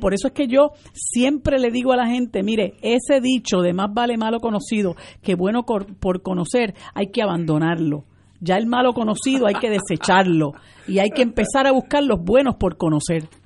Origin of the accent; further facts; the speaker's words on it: Puerto Rico; todos somos puertorriqueños